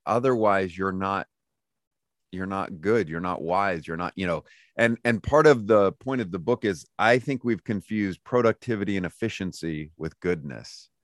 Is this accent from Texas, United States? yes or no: no; Lodi, California, United States; moved away as an adult; now in Lookout Mountain, United States; I was born and raised in Lodi, California